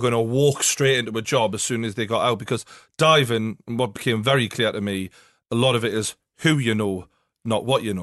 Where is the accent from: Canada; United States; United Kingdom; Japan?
United Kingdom; England; we're obviously mainly from England